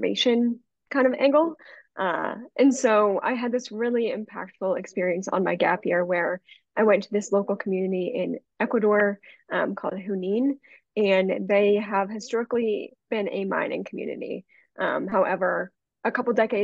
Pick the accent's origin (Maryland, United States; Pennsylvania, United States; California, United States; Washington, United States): Pennsylvania, United States; growing up in Pennsylvania